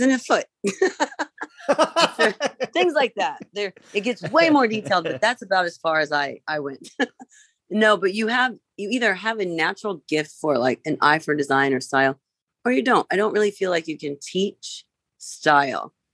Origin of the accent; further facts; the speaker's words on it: Vincennes, Indiana, United States; I grew up in Vincennes, Indiana